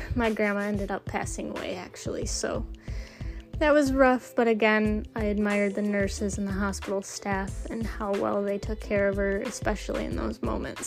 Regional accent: Michigan, United States; I'm from Michigan

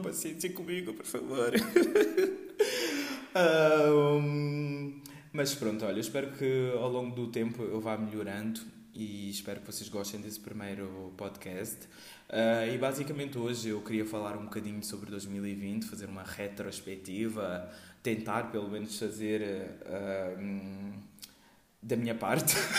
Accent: Portugal; also born or lived in Guinea-Bissau; eu uh, nasci na Guiné-Bissau e cresci aqui em Portugal

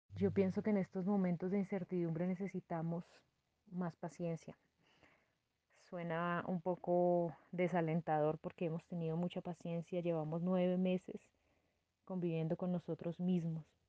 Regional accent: Bojacá, Cundinamarca, Colombia; moved away as an adult; also born or lived in Madrid, Cundinamarca / Bogotá / Hamburg, Germany; Soy nacida en Madrid, Cundinamarca, en el año 1985. Mi infancia transcurrió en un municipio cercano a Bogotá que se llama Oaxaca.

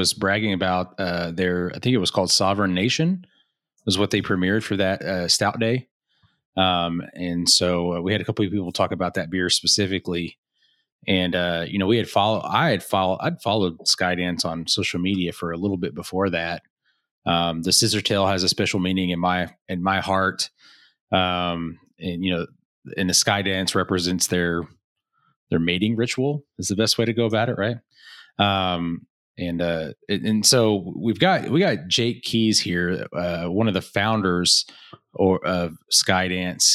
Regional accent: Oklahoma, United States; moved away; we're both from Oklahoma. I know I don't currently live in Oklahoma, but I still claim Oklahoma as home

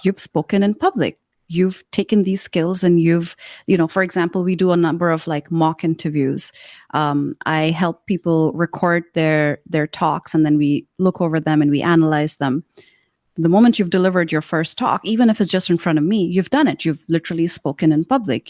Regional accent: Karachi, Sindh, Pakistan; now in Shenzhen, China; in Karachi, which is the city I grew up in in Pakistan

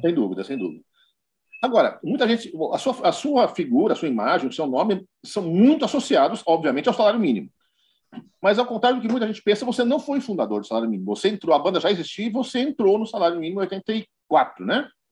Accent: São Paulo, Brazil; eu sou paulistano

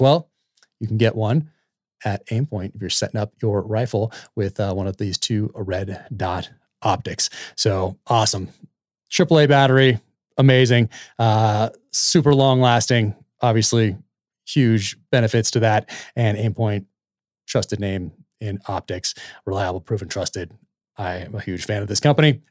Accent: United States; I'm an American

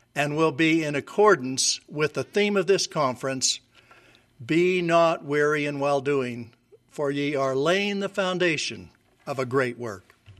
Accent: Logan, Utah, United States; moved away as an adult; I grew up in Logan, Utah

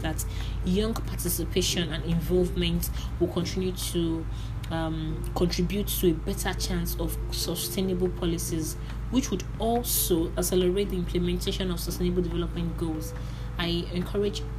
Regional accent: Nigeria; That's an Igbo way of introducing myself to you. I am a Nigerian youth

